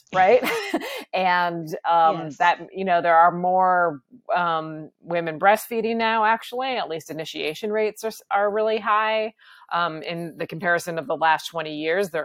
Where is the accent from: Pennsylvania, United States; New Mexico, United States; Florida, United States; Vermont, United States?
Vermont, United States; I'm from Vermont